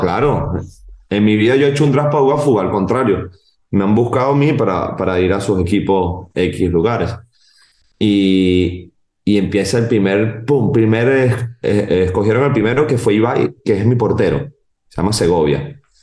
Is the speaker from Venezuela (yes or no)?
yes; Venezuela; moved away as an adult; now in Barcelona, Spain; soy venezolano, amo mi país